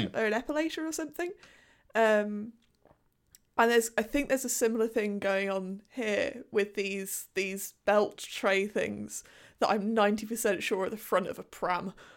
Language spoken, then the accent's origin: English; United Kingdom; a British person in 2021